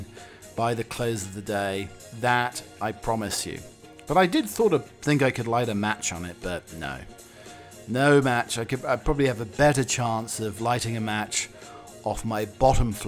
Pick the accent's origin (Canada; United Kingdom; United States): United Kingdom; Norwich, East of England; my hometown club, Norwich City